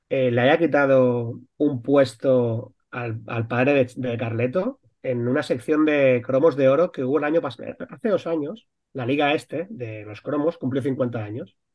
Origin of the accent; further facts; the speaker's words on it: Fuente del Espino, Castilla-La Mancha, Spain; Yo me acuerdo perfectamente en mi pueblo. Yo mi pueblo es en Cuenca, eh, pero todo el mundo que hay ahí